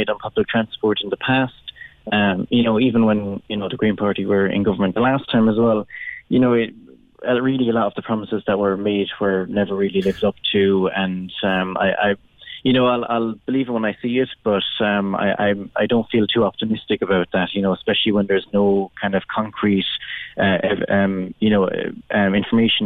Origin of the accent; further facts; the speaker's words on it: Mitchelstown, Munster, Ireland; now in Cork, Ireland; I grew up just outside Mitchelstown